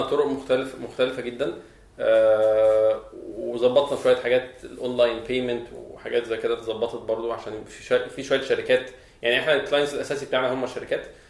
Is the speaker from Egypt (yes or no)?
yes; Egypt; عندنا في مصر